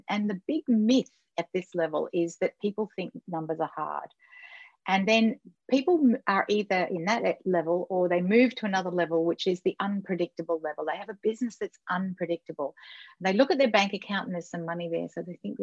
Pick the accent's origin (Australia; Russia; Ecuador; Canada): Australia; I'm Australian